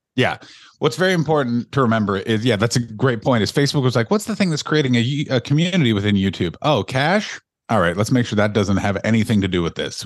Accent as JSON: {"language": "English", "country": "Canada", "also_born_or_lived": "London, United Kingdom", "moved": "yes", "said": "I'm Canadian"}